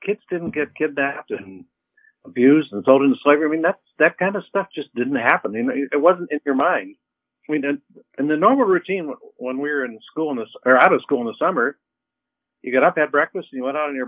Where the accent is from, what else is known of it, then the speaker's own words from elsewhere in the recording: Erie, Pennsylvania, United States; also born or lived in Corry, Pennsylvania; I grew up in Erie.